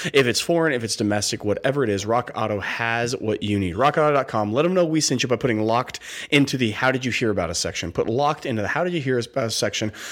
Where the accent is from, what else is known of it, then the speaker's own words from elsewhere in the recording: West Coast, United States; Growing up on the West Coast